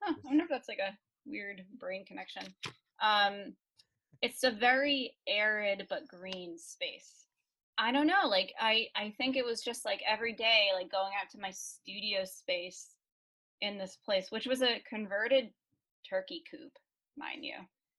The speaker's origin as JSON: {"language": "English", "town": "Chelmsford", "region": "Massachusetts", "country": "United States"}